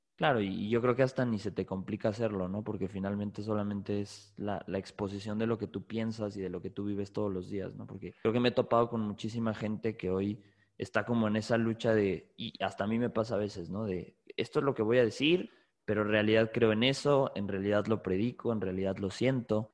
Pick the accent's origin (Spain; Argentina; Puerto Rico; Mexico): Mexico; tú y yo somos de México